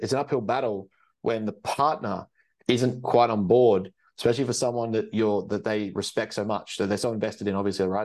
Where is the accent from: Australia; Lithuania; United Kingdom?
Australia; I come from Australia